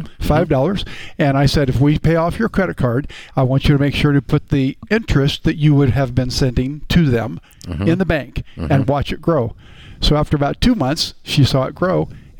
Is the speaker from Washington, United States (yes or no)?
yes; Tacoma, Washington, United States; Washington State.